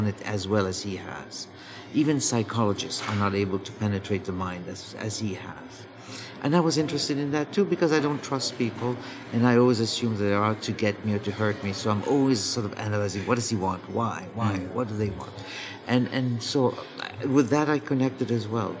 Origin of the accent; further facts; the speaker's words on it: Egypt; moved away; my life in Egypt, growing up in Egypt